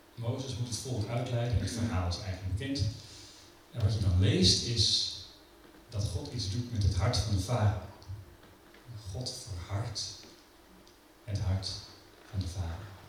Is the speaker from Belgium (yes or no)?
no; Netherlands; wij als Nederlanders